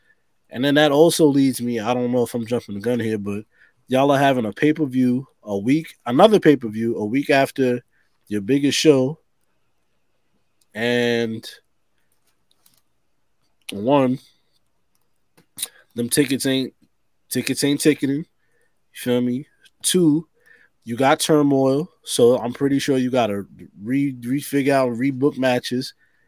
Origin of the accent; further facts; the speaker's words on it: Harlem, New York, United States; I'm from Harlem.